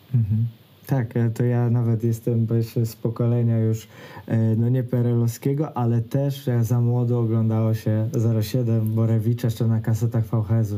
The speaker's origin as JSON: {"language": "Polish", "region": "Greater Poland", "country": "Poland", "said": "ja też jestem z Wielkopolski"}